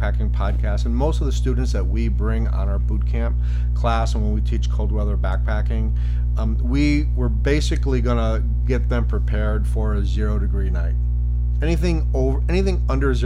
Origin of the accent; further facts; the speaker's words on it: Chicago, Illinois, United States; also born or lived in Southeast United States; now in Southeast, United States; So we live in the Southeast, so winter comes a little bit later for us, but we grew up in Chicago.